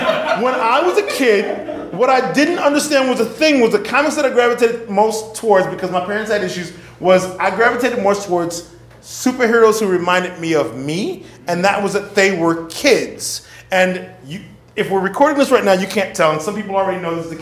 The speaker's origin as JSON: {"language": "English", "region": "Texas", "country": "United States", "tie": "born or raised there", "moved": "yes", "lives_now": "Chicago, United States", "said": "I grew up in Texas."}